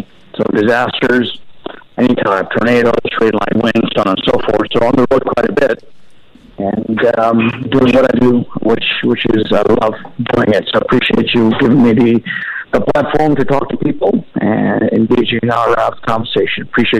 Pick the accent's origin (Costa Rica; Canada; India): India; also born or lived in New Orleans, Louisiana / Shreveport, Louisiana / Sacramento, California; now in United States; I am a New Orleanian. I immigrated from India in 1981.